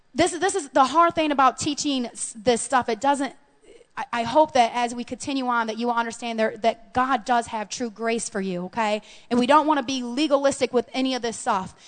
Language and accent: English; United States; as American Christians